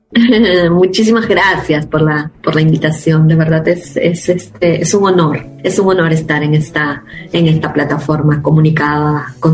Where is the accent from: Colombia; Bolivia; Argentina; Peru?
Peru; Huancavelica; now in Lima, Peru; soy peruana, eh, peruana y provinciana, que soy del interior de mi país, de una ciudad llamada Huancavelica. Y vivo actualmente en la capital, que es Lima.